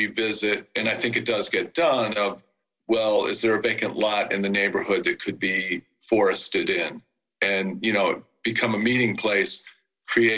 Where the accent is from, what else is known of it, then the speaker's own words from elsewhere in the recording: Midwest, United States; moved away; I'm from the Midwest.